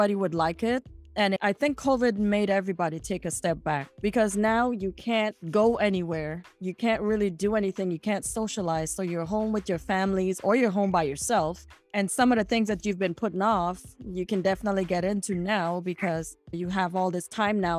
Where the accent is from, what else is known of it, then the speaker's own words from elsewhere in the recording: U.S. Virgin Islands; moved away; some of the dialect that we use in St. Thomas